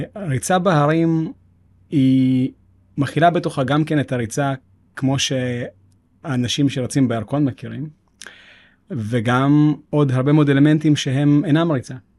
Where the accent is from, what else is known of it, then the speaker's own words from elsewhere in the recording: Jerusalem, Jerusalem District, Israel; רחובות ירושלים, וגדלתי שם.